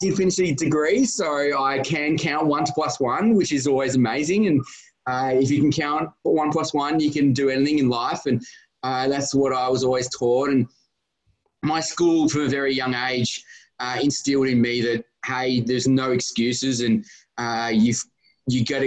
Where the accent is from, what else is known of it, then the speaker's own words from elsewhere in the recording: Australia; I grew up and live in Australia